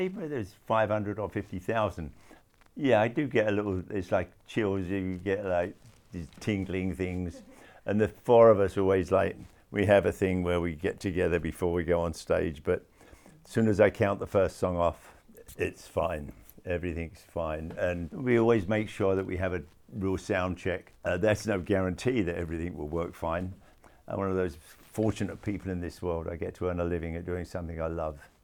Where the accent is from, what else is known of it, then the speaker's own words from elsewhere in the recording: London, United Kingdom; when I was growing up in London.